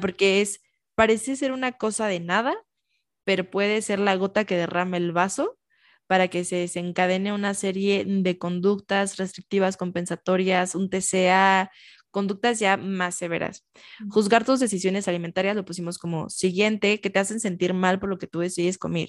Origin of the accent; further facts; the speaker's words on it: Michoacán, Mexico; yo soy de Michoacán